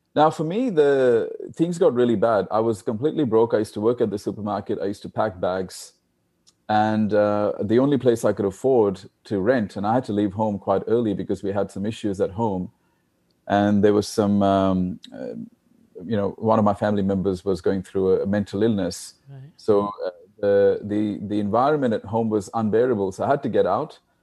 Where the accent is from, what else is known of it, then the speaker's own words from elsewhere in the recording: India; I was born in India. as you know, India is a, is a poor country, and there's a lot of poor people there.